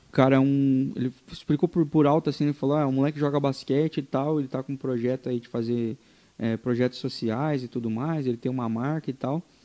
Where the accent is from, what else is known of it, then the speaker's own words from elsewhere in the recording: interior of Paraná, Brazil; eu sou de uma cidade do interior do Paraná